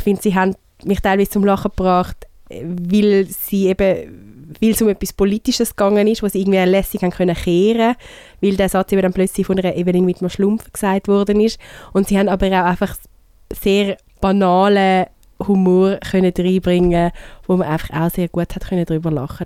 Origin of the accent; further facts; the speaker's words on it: Switzerland; bei uns in der Schweiz